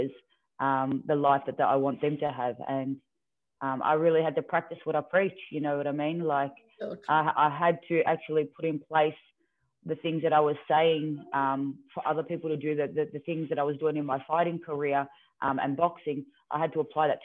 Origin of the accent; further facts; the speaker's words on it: Melbourne, Victoria, Australia; when I was in my teenage years, I moved from Melbourne, and then we moved further out closer